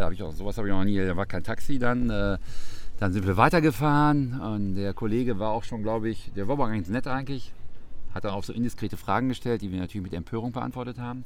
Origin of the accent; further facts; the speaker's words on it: Munich, Bavaria, Germany; now in Münster, Germany; ich bin ja gebürtiger Münchner